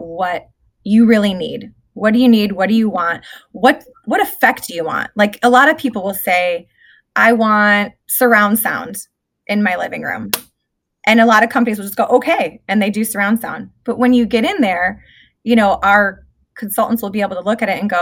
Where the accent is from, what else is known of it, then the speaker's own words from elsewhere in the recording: Michigan, United States; moved away as an adult; I'm from Michigan. You can probably hear the accent. But I was there for 23 years